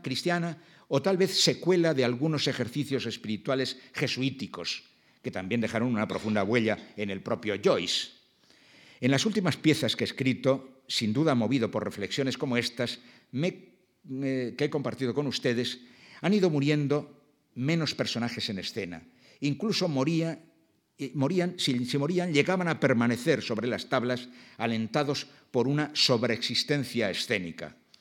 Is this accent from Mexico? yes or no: no; Basque Country, Spain; mi País Vasco